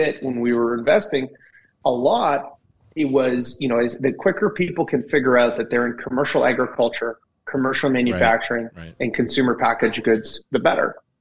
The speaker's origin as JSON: {"language": "English", "town": "Kelowna", "region": "British Columbia", "country": "Canada", "tie": "born or raised there", "said": "growing up in Kelowna"}